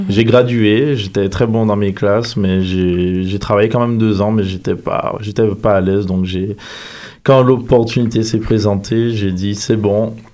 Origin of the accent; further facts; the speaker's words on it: Guadeloupe; moved away as an adult; Je viens des Antilles, je suis